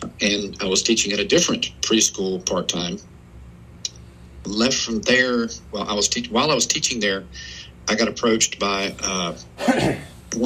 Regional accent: Harnett County, North Carolina, United States; also born or lived in Biloxi, Mississippi; we moved back to Harnett County. They purchased property from my grandparents, and grew up on a farm there

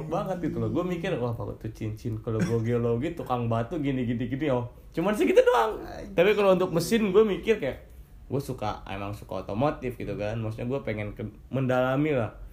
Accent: West Java, Indonesia; juga gue orang Sunda gitu kan

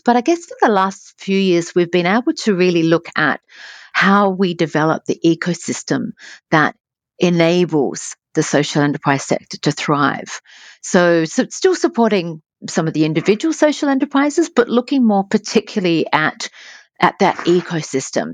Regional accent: Adelaide, South Australia, Australia; moved away as an adult; I was from Adelaide, so Adelaide's a beautiful place, but you, um, there is the six degrees of separation, as we, as we say fondly in Adelaide

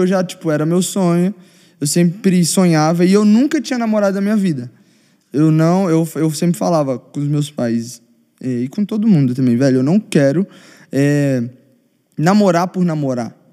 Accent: Belo Horizonte, Minas Gerais, Brazil; Eu sou de Belo Horizonte

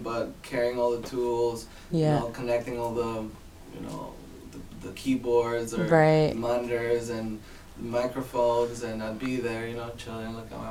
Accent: Puerto Vallarta, Jalisco, Mexico; moved away as an adult; now in Canada; I'm from Puerto Vallarta, from the block 13, Mexico

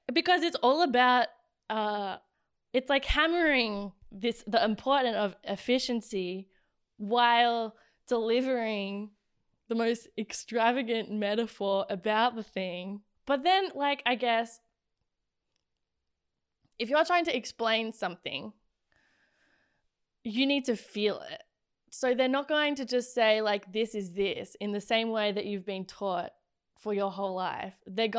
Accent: Australia; The worst thing you can possibly do as an Australian is to be loudly like, I am confidently myself, and I am.

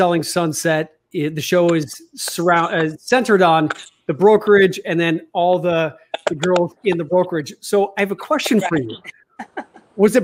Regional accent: Chicago, Illinois, United States; moved away; I'm from Chicago

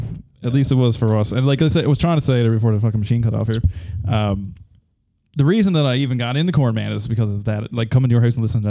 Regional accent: Newfoundland and Labrador, Canada; We are Canadians. We're from Newfoundland.

